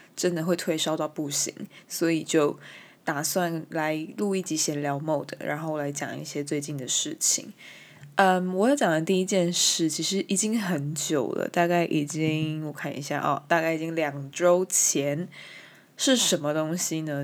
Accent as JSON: {"language": "Chinese", "country": "Taiwan", "first_language": "Chinese", "said": "我身为一个台湾人，我身为一个 从小接触中文，母语也是中文的人"}